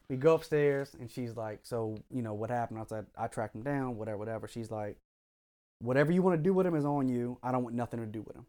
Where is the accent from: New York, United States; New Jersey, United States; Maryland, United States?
Maryland, United States; Frederick; also born or lived in Howard County, Maryland; I grew up in Frederick the first half of my life